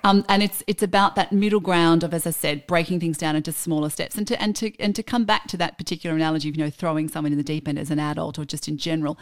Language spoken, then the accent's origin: English; Australia; we're Australian